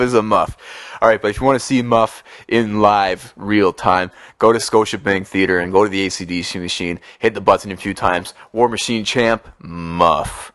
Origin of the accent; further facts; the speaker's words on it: Oshawa, Ontario, Canada; I'm from Oshawa